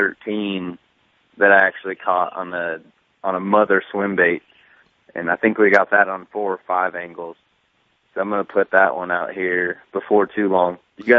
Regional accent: West Coast, United States; Yeah, I've never been to the Delta in my life, which is surprising to a lot of people, even though I grew up in the West Coast.

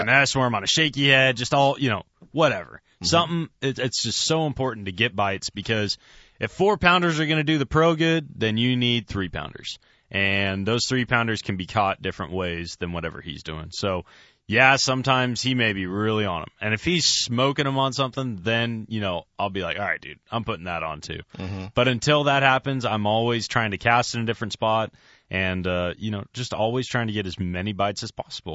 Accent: California, United States; I'm growing up in California

